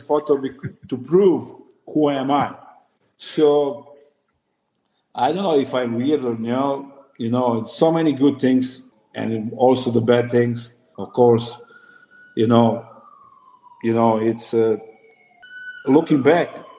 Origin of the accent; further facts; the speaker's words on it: Serbia; moved away; I'm coming from Serbia. It's different mentality